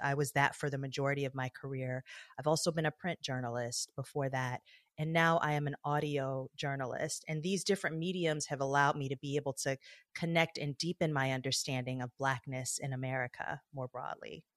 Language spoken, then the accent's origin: English; Detroit, Michigan, United States; I grew up in Detroit, Michigan